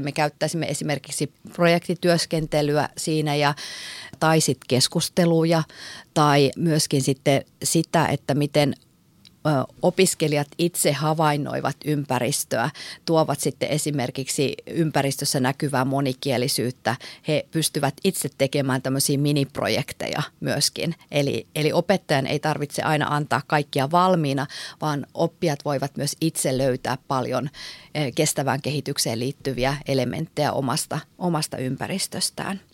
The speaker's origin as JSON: {"language": "Finnish", "region": "North Ostrobothnia", "country": "Finland", "said": "Mä oon itse Pohjois-Pohjanmaalta kotoisin"}